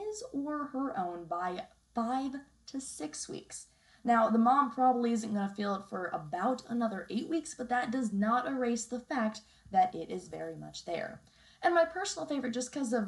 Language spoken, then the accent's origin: English; Texas, United States; Texas, the state that I call my home state